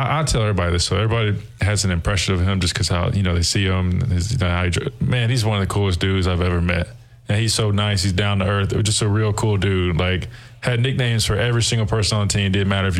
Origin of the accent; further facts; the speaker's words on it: Alabama, United States; Yeah, he was very well aware that I came from Alabama.